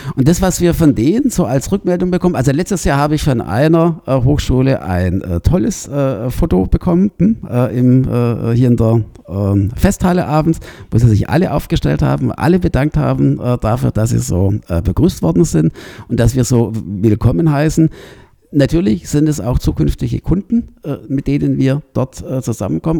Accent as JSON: {"language": "German", "region": "Baden-Württemberg", "country": "Germany", "also_born_or_lived": "Rosenheim", "moved": "yes", "said": "ich komme ja aus Baden-Württemberg"}